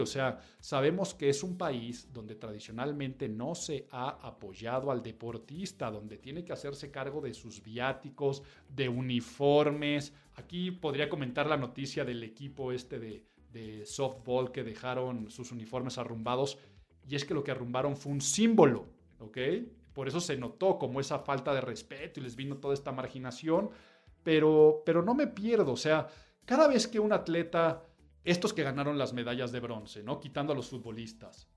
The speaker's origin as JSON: {"language": "Spanish", "country": "Mexico", "said": "nuestra calidad de vida como mexicanos deja mucho, mucho, mucho que desear"}